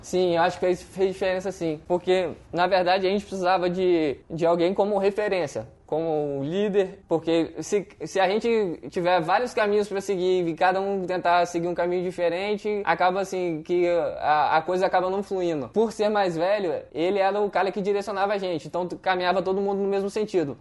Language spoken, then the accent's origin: Portuguese; Vitória, Espírito Santo, Brazil; eu sou de Vitória no Espírito Santo.